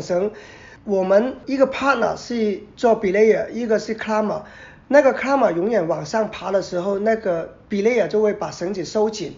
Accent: Macau; 澳门来的，所以啊，我那个时候是中学

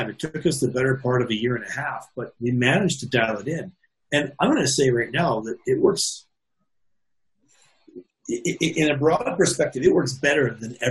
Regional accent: Canada; I'm Canadian

